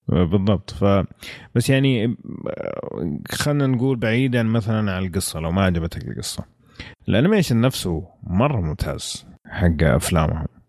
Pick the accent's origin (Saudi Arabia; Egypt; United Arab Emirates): Saudi Arabia; عندنا في السعوديه